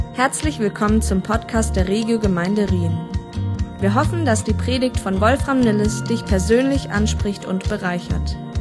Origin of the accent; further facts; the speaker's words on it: Einbeck, Lower Saxony, Germany; Wir sind nämlich beide aus Einbeck gebürtig